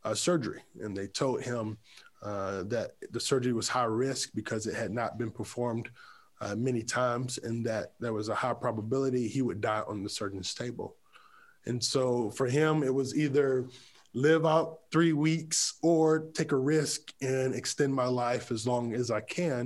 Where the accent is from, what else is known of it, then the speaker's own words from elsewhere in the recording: Creedmoor, North Carolina, United States; I grew up in a city called Creedmoor, North Carolina.